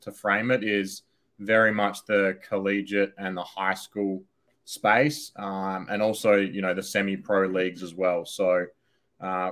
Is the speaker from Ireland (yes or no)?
no; Australia; I'm over from Australia, where our headquarters are